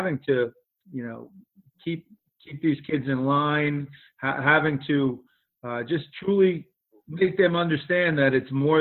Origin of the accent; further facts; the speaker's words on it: Bergenfield, New Jersey, United States; also born or lived in Loretto, Pennsylvania; I grew up in Bergenfield, New Jersey, graduated from Bergenfield High